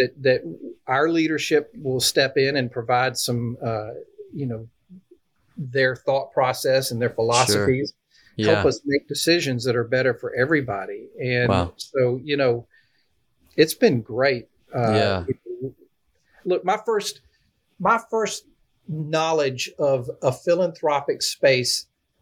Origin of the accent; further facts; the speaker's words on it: Peak, South Carolina, United States; now in Nashville, United States; Home's in a little town in South Carolina. I actually grew up, rural. We had 5 acres, gardens, and little town called Peak, South Carolina